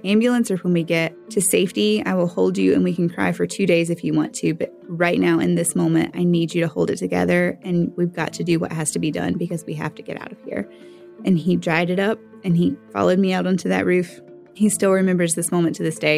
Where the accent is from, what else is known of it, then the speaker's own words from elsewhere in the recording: Western North Carolina, United States; I'm from Western North Carolina, and I'm 31 years